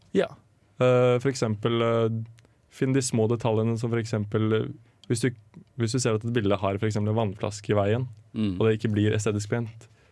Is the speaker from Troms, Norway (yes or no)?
no; Drammen, Buskerud, Norway; moved away as an adult; now in Trondheim, Norway; Jeg er fra Drammen og går nå på Fotofagskolen her i Trondheim